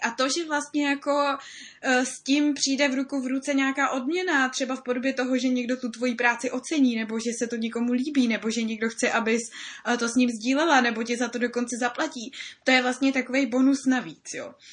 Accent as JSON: {"language": "Czech", "country": "Czechia", "said": "my jako Češi"}